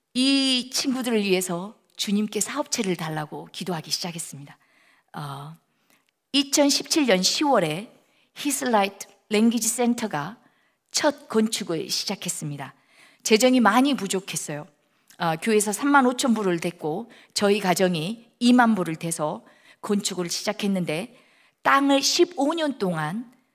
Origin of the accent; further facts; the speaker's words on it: South Korea; moved away as an adult; also born or lived in United Kingdom; now in Laos; 아, 나는 한국에서 왔는데 난 예수 믿어